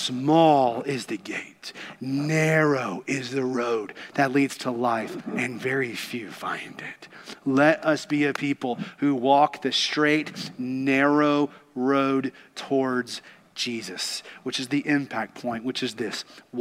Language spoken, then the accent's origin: English; Kentucky, United States; Growing up in Kentucky, I got to be around racehorses quite a bit